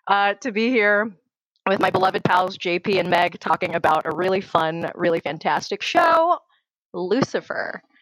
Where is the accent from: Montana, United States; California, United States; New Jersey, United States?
California, United States; Benicia; I'm from Benicia, California.